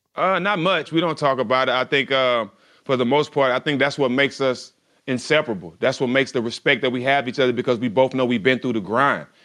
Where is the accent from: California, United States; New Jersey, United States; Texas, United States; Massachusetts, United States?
Texas, United States; Port Arthur; also born or lived in Houston, Texas; I was raised in Port Arthur, Texas, about an hour and a half away. My mom moved to Port Arthur when I was like four or five years old.